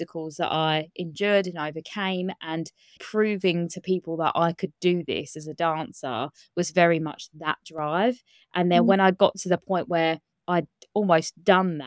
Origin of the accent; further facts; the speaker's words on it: Kent, South East England, United Kingdom; I grew up in Kent in England. I still live in Kent now